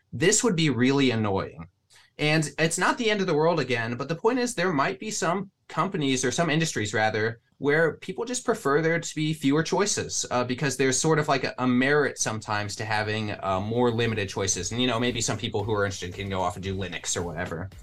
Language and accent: English; Midwest, United States; I'm from the Midwest.